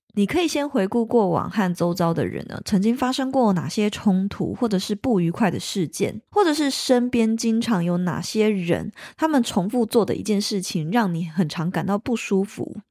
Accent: Taiwan; 在我们台湾人的成长过程当中

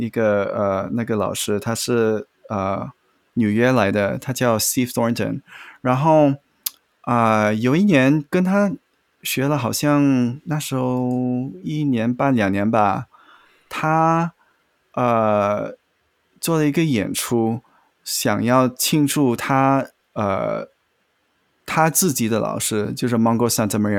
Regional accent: Malaysia; also born or lived in Beijing, China; 我是马来西亚长大的，但是我小时候有住过北京

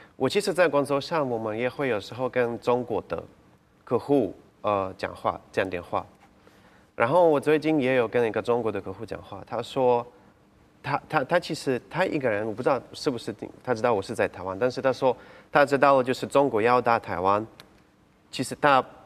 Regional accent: Kyiv, Ukraine; Chinese is a second language; moved away as an adult; also born or lived in Odesa, Ukraine; now in Taiwan; 我在奥德萨是乌克兰的最大的南部的城市出生的，然后我满七岁的时候，我们只整个家都搬去乌克兰的首都基辅

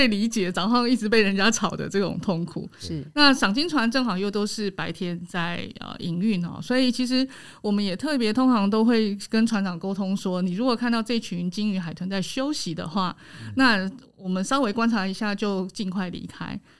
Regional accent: Taiwan; 我们台湾人

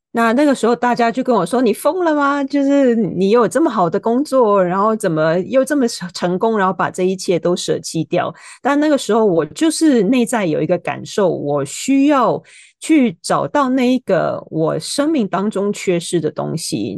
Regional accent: Hong Kong; moved away; also born or lived in United States; 我是在香港出生长大的

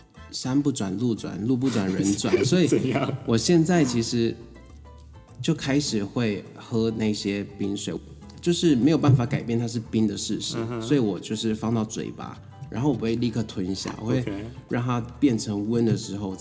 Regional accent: Taiwan; moved away as an adult; now in Tokyo, Japan; 只有我一个台湾人。

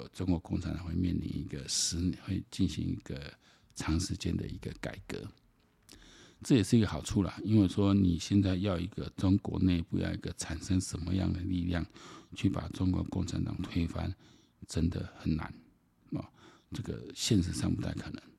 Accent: Taiwan; 我觉得我们台湾人真的要非常的敬佩乌克兰

